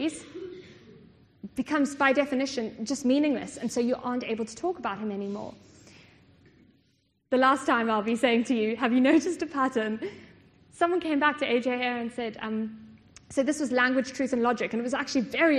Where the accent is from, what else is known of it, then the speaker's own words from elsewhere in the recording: South Africa; I come from South Africa